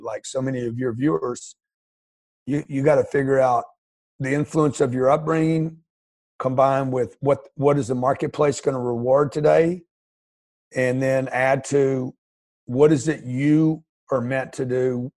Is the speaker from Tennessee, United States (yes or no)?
no; Lake Charles, Louisiana, United States; I grew up in Lake Charles, Louisiana, middle class family, a single mother